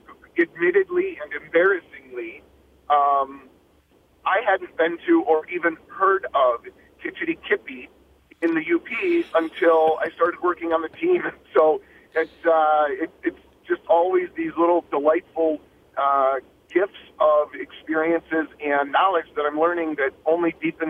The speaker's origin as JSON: {"language": "English", "region": "Michigan", "country": "United States", "tie": "born or raised there", "said": "born and raised in Michigan"}